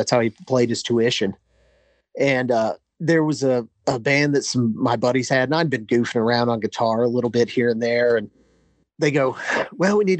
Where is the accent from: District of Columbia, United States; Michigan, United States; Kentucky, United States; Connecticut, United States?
Kentucky, United States; Paducah; moved away as an adult; Born and raised in Paducah, Kentucky.